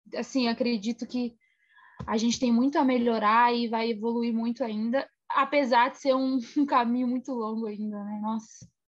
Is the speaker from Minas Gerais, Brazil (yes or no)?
yes; Minas Gerais, Brazil; na cidade onde eu nasci, em Minas Gerais